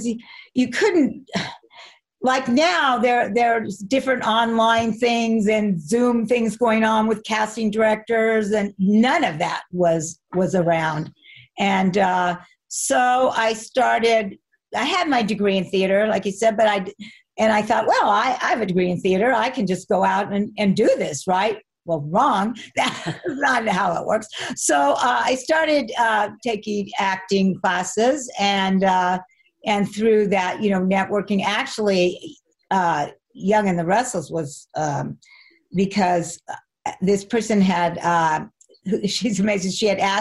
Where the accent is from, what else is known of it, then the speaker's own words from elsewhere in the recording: Arcadia, California, United States; also born or lived in Pasadena, California; I grew up in Arcadia, but the hospital was in Pasadena.